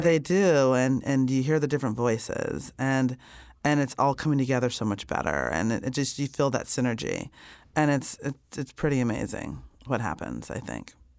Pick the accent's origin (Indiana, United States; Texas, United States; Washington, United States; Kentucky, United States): Indiana, United States; I grew up in Indiana